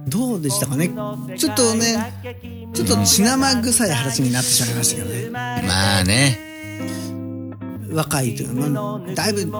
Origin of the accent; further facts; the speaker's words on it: Tochigi, Japan; moved away as an adult; also born or lived in Tokyo / Chiba; 上京して、うん、東京夢破れて栃木に帰ってでまた来たんだよ